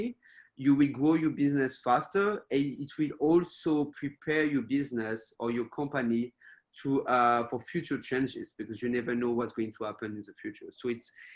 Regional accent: France; also born or lived in United States / United Kingdom / Spain / Australia; now in Taiwan; even if I'm based in Taiwan, I'm not from Taiwan originally, I'm from France.

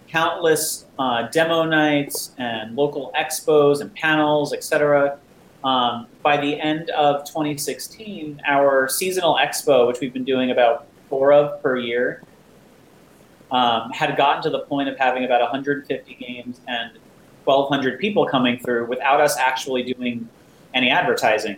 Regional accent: New Jersey, United States; moved away as an adult; now in New York City, United States; I'm from this area originally. I grew up in New Jersey. Uh, moved to New York when I was uh, going to college at NYU uh, for undergrad

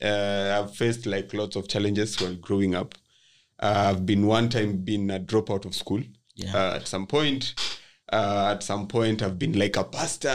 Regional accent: Kibera, Nairobi, Kenya; was born and raised in Kibera, or born and bred in Kibera.

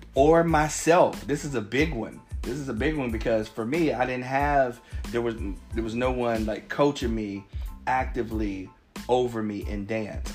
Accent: Cincinnati, Ohio, United States; I'm from Cincinnati, so we have this place called the United Dairy Farmer

